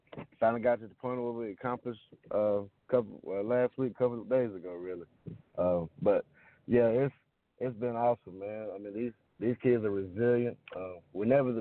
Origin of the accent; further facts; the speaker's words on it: Toccoa, Georgia, United States; I grew up in Tocoa, Georgia.